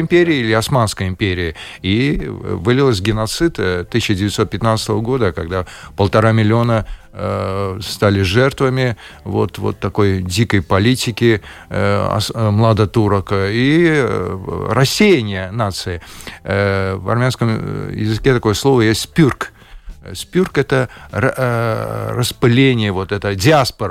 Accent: Baku, Azerbaijan; moved away as an adult; now in Latvia; с моим детством, потом э, с молодыми годами. Это было связано э, с моим родным городом Баку

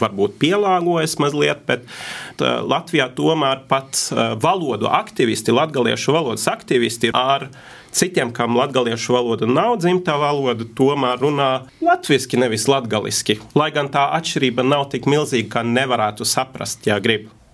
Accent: Norway; Latvian is a second language; es esmu no Norvēģijas

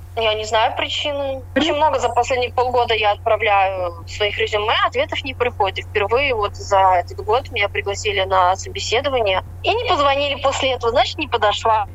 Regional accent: Russia; moved away as an adult; now in England

